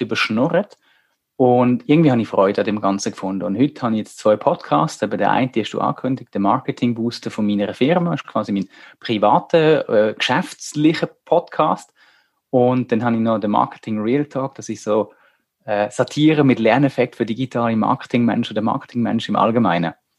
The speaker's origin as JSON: {"language": "German", "country": "Germany", "tie": "born or raised there", "moved": "yes", "lives_now": "Switzerland", "said": "Wir sind in Deutschland aufgewachsen"}